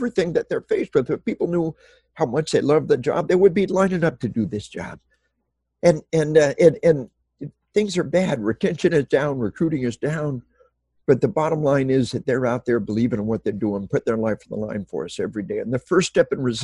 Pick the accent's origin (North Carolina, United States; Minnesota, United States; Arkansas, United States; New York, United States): Arkansas, United States; we are from Arkansas.